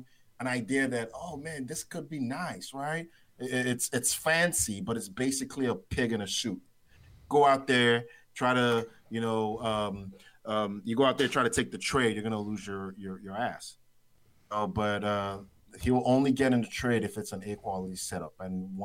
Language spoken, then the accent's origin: English; Nigeria; I'm Nigerian, right? I'm Nigerian